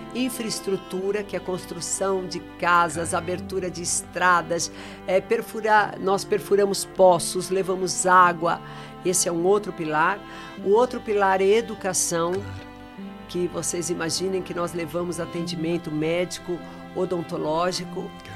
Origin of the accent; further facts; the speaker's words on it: São Paulo, Brazil; Minha vida é entre o sertão, São Paulo, eu sou paulista